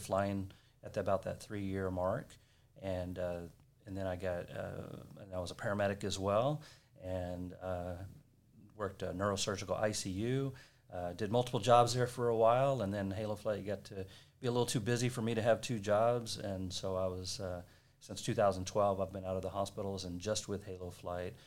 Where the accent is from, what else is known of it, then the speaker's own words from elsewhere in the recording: Corpus Christi, Texas, United States; also born or lived in Colorado; moved back to Texas, my hometown of Corpus Christi